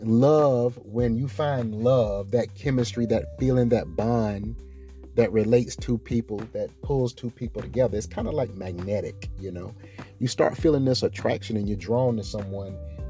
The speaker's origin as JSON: {"language": "English", "region": "the South", "country": "United States", "said": "I understand it. I get it. I come from the South."}